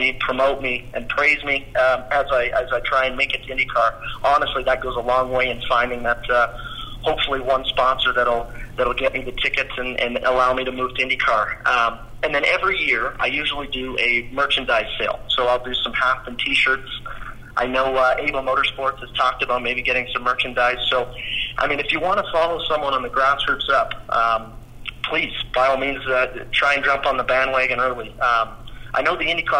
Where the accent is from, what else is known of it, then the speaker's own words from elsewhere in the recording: Western Canada, Canada; I am from Western Canada